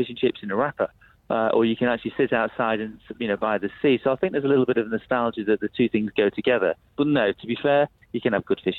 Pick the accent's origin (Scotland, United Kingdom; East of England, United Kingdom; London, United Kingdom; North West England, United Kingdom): North West England, United Kingdom; the Northwest; I'm from the Northwest